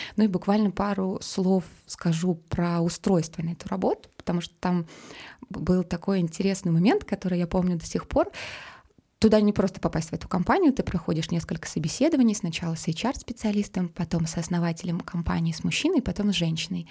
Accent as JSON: {"language": "Russian", "town": "Omsk", "region": "Omsk Oblast", "country": "Russia", "also_born_or_lived": "Saint Petersburg", "moved": "yes", "said": "а я сама из Омска"}